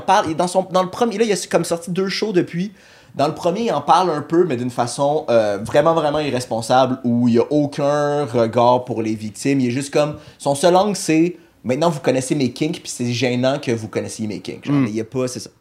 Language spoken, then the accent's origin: French; Montreal, Quebec, Canada; also born or lived in Laval; j'ai grandi, j'ai vécu tout le temps à Montréal